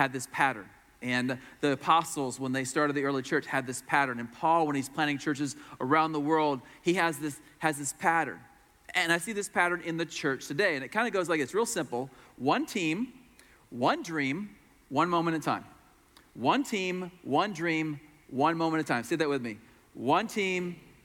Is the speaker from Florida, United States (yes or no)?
yes; Florida, United States; I'm from Florida, where it's like 95 degrees and 100% humidity